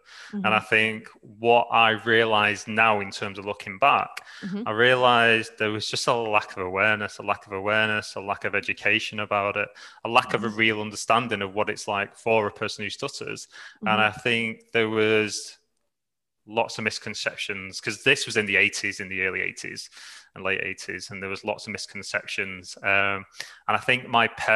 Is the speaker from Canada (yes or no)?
no; Manchester, North West England, United Kingdom; moved away as an adult; also born or lived in Dublin, Ireland / New Zealand; now in Australia; I'm from England, from the UK, from the north, a place called Manchester. I lived there almost throughout my entire life